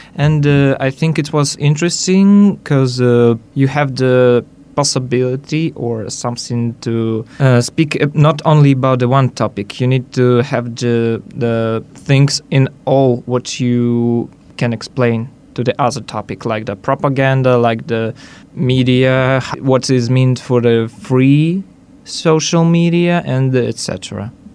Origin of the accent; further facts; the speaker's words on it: Minsk, Belarus; I'm from Belarus, Minsk